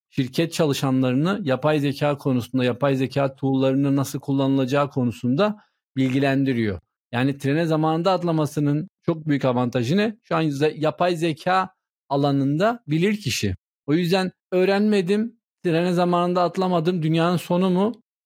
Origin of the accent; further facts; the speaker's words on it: Turkey; first language Turkish; Ben Türkçe biliyorum. Türkiye'de doğdum. Türkçeyi ana dilim olarak konuşuyorum.